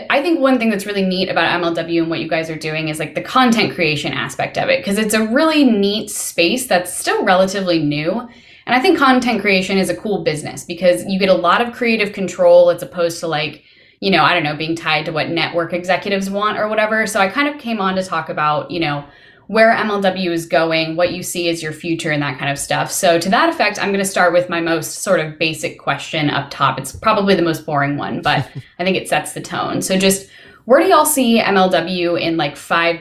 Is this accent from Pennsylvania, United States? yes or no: no; Houston, Texas, United States; I'm from Houston